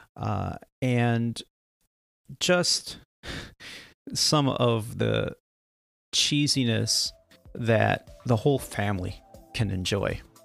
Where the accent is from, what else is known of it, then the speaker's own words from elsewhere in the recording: Northern California, United States; also born or lived in Canada; I grew up in Northern California. We we moved out here when I was very young